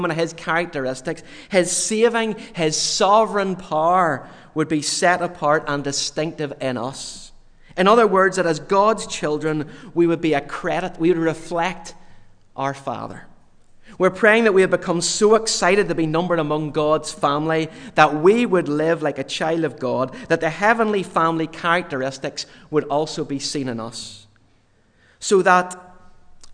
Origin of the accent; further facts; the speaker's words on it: Yorkshire and the Humber, United Kingdom; I was born in Yorkshire in the north of England.